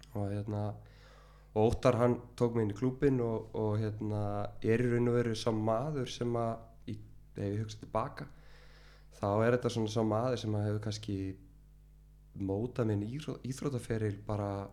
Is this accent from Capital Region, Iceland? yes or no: yes; Reykjavík, Capital Region, Iceland; er semst úr Skerriferði og uh, ég bjóð þar í 30 ár